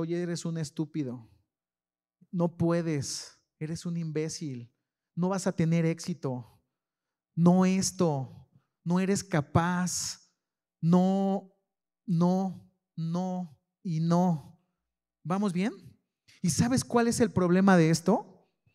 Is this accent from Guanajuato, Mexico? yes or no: yes; León, Guanajuato, Mexico; soy de la San Felipe de Jesús. hecho, hecho en la Sanfe.